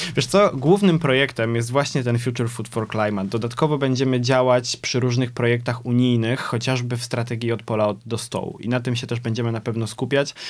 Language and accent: Polish; Poznań, Greater Poland, Poland; jestem z Poznania